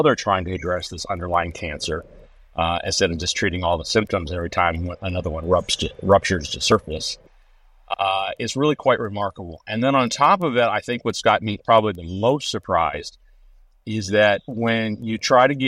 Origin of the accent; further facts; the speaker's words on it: Texas, United States; as a Texan